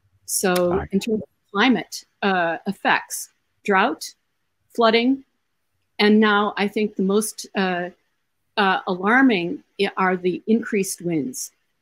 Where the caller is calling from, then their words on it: Iowa, United States; I want to mention that I'm speaking from Iowa.